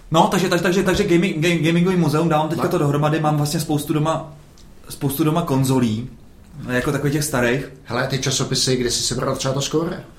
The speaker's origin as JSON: {"language": "Czech", "region": "South Bohemian Region", "country": "Czechia", "said": "Já jsem z Jižních Čech."}